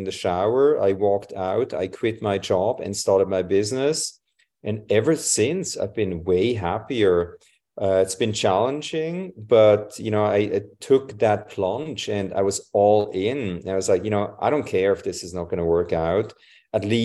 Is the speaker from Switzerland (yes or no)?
yes; Switzerland; moved away; I'm from Switzerland originally.